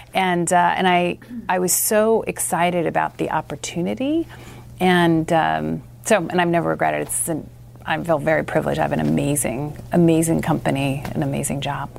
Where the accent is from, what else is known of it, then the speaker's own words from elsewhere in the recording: Southern California, United States; I grew up in Southern California.